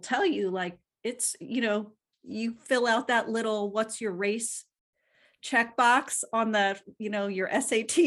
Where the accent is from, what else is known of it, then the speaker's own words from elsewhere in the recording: Philadelphia, Pennsylvania, United States; they raised us in Philly.